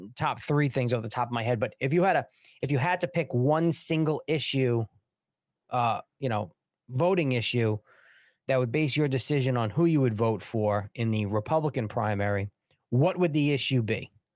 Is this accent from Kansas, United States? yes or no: no; Long Island, New York, United States; I'm from Long Island.